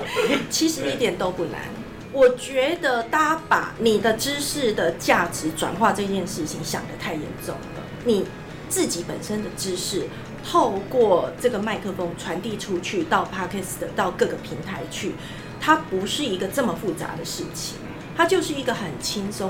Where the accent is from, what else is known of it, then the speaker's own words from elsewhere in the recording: Taiwan; accent: Taiwanese Mandarin (台湾国语); 因为我台湾国语